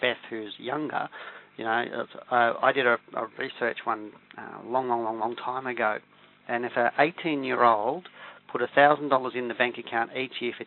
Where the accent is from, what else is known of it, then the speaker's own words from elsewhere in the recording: Geelong, Victoria, Australia; I grew up in Geelong West in a single-parent home.